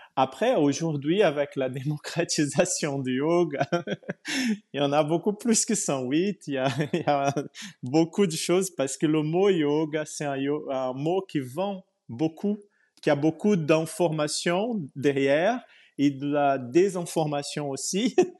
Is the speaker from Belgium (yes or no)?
no; Brazil; moved away as an adult; also born or lived in Portugal; je suis né au Brésil il y a très très longtemps